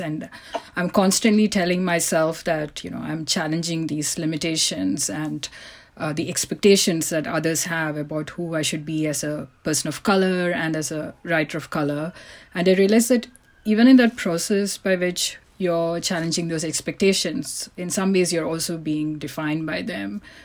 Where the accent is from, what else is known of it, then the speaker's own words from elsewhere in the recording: India; moved away; I was born in India